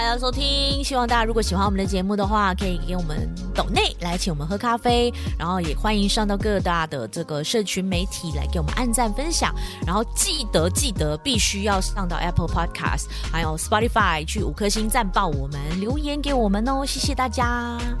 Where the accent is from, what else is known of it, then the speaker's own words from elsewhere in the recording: East Malaysia, Malaysia; 只有我们东马人才了解我们这边的民情，我们这边的情怀，跟我们这边的多元的宗教的元素